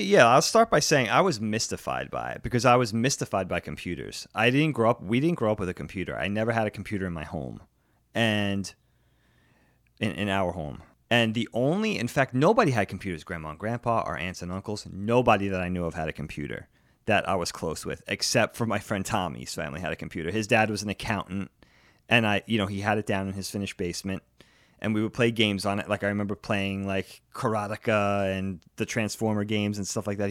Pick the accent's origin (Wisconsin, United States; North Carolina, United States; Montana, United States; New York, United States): New York, United States; Long Island; moved away as an adult; also born or lived in Philadelphia; I grew up with him on Long Island